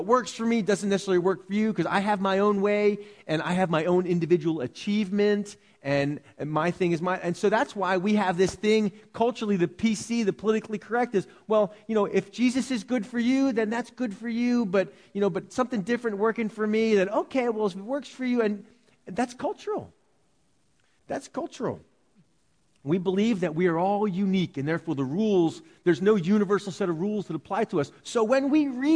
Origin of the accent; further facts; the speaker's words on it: United States; we're American